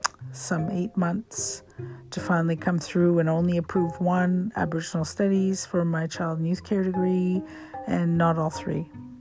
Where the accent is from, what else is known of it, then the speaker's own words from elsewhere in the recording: India; now in Canada; But being an Indian, I could have quit. I could have quit and dropped that course. But I've accepted so many challenges through this degree that I just was a stubborn Indian, and I enjoyed the learning Canadian legal systems